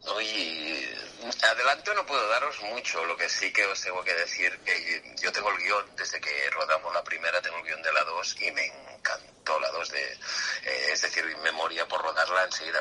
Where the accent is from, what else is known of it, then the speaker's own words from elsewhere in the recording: Calella, Catalonia, Spain; moved away as an adult; also born or lived in Barcelona; now in Madrid, Spain; Yo soy de Calella, Barcelona, de un pueblecito ahí